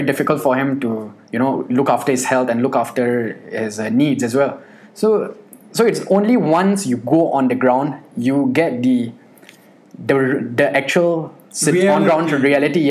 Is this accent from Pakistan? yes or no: yes; Pakistan; I'm Pakistani